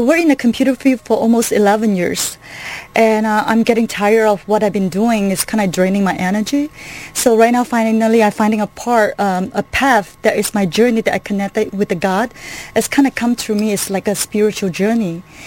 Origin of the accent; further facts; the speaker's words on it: Kuala Lumpur, Malaysia; moved away as an adult; now in United States; originally from Kuala Lumpur, Malaysia